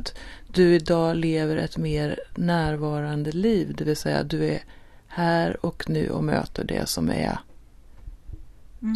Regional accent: Sweden; Vi är ju svenskar

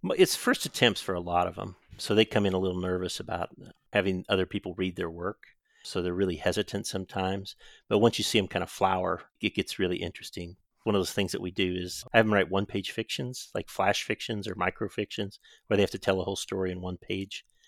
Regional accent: Southern Illinois, United States; also born or lived in Decatur, Illinois / Chicago, Illinois / Springfield, Ohio; I grew up in Southern Illinois, which is interestingly kind of in between the South and Chicago in some ways

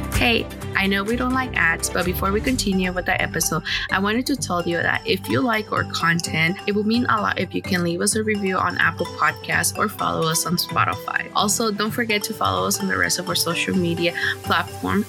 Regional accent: Honduras; moved away; growing up in Honduras

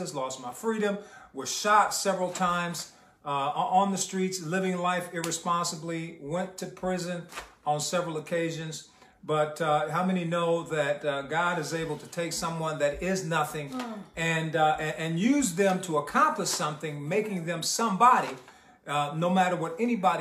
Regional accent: Detroit, Michigan, United States; English is a second language; also born or lived in Havana, Cuba / Los Angeles, California; I was born in Havana, Cuba. Came to the United States here in Detroit, Michigan, at the age of 5 years old. My brother and I had a younger brother. We did not speak one word of English as we entered elementary school.

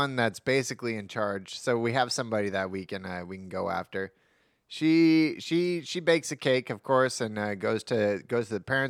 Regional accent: Brentwood, California, United States; I'm from Brentwood.

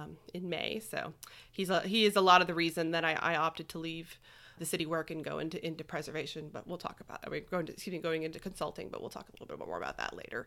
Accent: Lake Charles, Louisiana, United States; born there; also born or lived in Tulsa / Springfield / Austin; So I was born in Lake Charles. I've lived in Tulsa, Oklahoma, Springfield, Missouri, and then most recently in Austin, Texas.

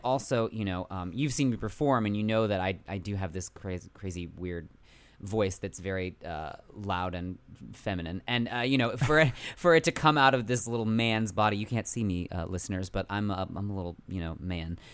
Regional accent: San Francisco Bay Area, California, United States; moved away as an adult; now in New York, United States; I'm originally from the San Francisco Bay Area

